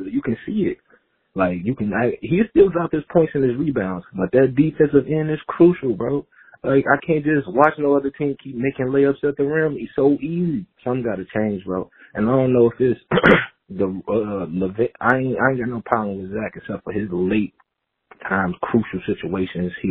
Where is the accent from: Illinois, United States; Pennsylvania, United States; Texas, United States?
Illinois, United States; Chicago; I'm from Chicago.